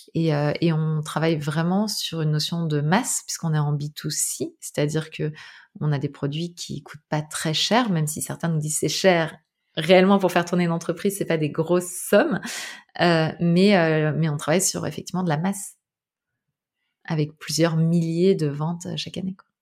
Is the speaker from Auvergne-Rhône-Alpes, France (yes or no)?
no; Île-de-France, France; moved away; also born or lived in Brittany; Moi, j'ai grandi en Ile-de-France